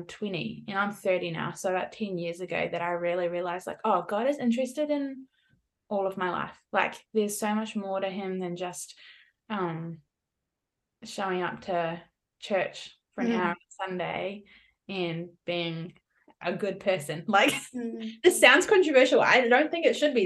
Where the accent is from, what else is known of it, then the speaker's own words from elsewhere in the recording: New Zealand; moved away as an adult; also born or lived in California, United States; now in Perth, Australia; I'm a Kiwi. I'm from New Zealand, but I've lived in Australia since the end of 2017.